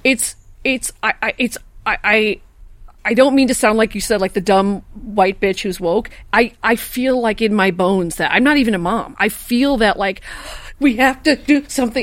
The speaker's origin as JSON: {"language": "English", "town": "Chicago", "region": "Illinois", "country": "United States", "moved": "yes", "lives_now": "Los Angeles, United States", "said": "I'm a Chicagoan"}